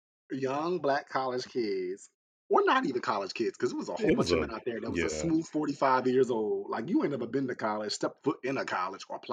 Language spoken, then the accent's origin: English; Atlantic City, New Jersey, United States; I grew up in Atlantic City, New Jersey